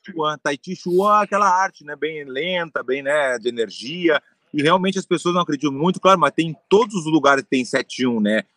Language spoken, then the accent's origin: Portuguese; Porto Alegre, Rio Grande do Sul, Brazil; eu nasci em Porto Alegre, tem a tradição de gaúcho